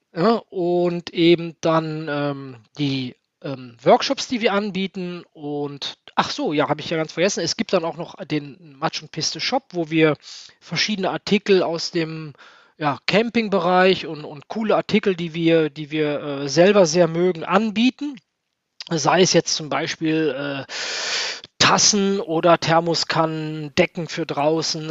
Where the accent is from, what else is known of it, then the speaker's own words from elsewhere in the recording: Niederkassel, North Rhine-Westphalia, Germany; also born or lived in Cologne; In der Tat bin ich nicht in Niederkassel geboren, sondern in Köln. Ähm, ich bin der einzige Kölner in meiner Familie. Ich habe es immer ein bisschen schwer gehabt. Die, die anderen sind alle Berliner. Ähm, aber wir sind, als ich ein Jahr alt war, nach Niederkassel rausgezogen und da habe ich bis zu meinem ja, knapp 15. Lebensjahr verbracht